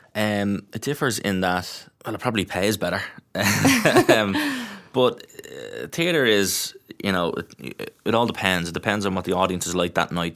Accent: Dublin, Leinster, Ireland; I'm from Tala, I'm from Glenview

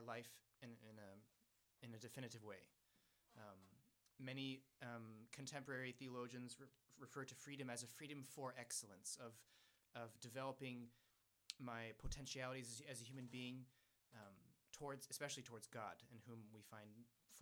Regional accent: United States; I speak English because I was born in the United States

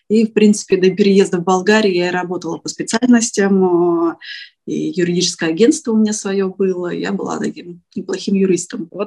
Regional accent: Prokopyevsk, Kemerovo Oblast, Russia; moved away as an adult; also born or lived in Novokuznetsk; now in Varna, Bulgaria; А, я приехала из Сибири, а, Родилась я вообще в очень маленьком таком шахтерском городке. Называется он Прокопьевск, это в Кемеровской области.

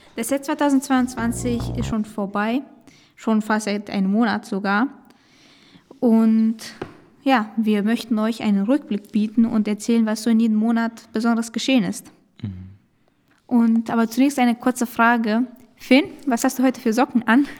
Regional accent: Romania; moved away; ich komme aus Rumänien

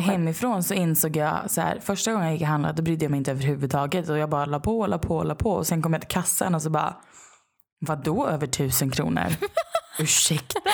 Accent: Sweden; moved away; hemma i Sverige igen

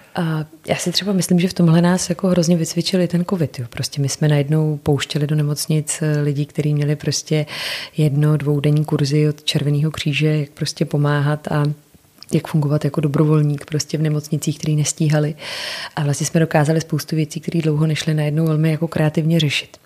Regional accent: Czechia; tady u nás v Čechách

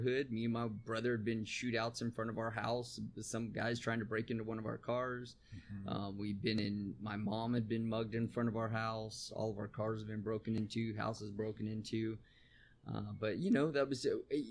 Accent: San Bernardino, California, United States; I grew up in San Bernardino, California

